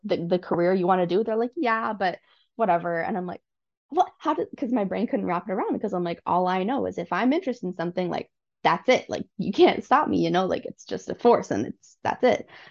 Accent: Newmarket, Ontario, Canada; I was born and raised in Newmarket

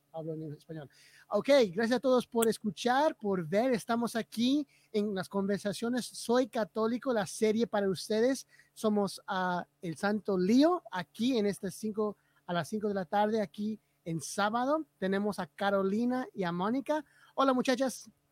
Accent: Bolivia; yo soy boliviano

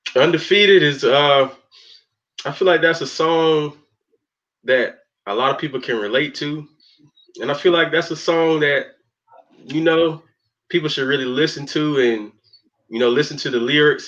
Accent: Spartanburg, South Carolina, United States; I'm from Spartanburg, South Carolina

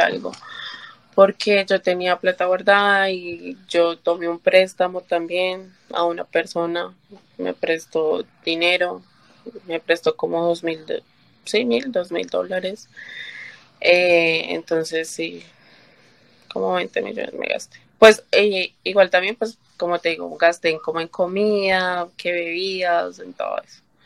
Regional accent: Colombia; moved away as an adult; now in New York, United States; yo soy colombiana

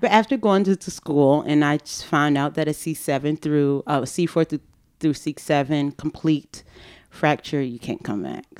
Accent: Fort Lauderdale, Florida, United States; moved away as an adult; I grew up in Fort Lauderdale, Florida, in a, you know, in a Haitian community, in a Haitian household.

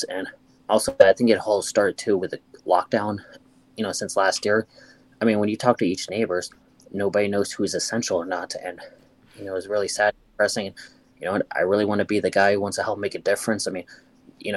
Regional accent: United States; we're all Americans

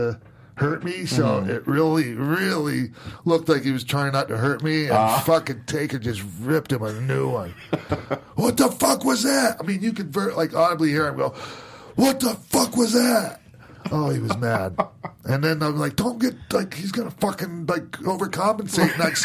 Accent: Minneapolis, Minnesota, United States; my hometown. In Minneapolis

